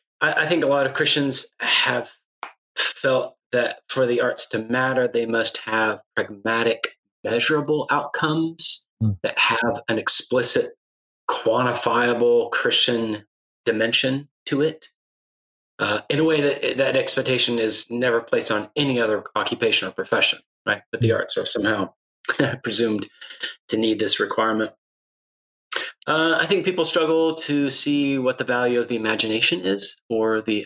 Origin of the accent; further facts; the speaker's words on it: Guatemala City, Guatemala Department, Guatemala; Well, I was raised in Guatemala City, be exact, missionary kid.